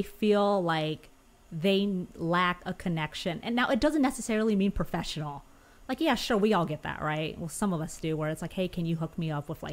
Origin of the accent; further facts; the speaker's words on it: Huntington Beach, California, United States; now in Los Angeles, United States; I was born and raised SoCal. I'm from Orange County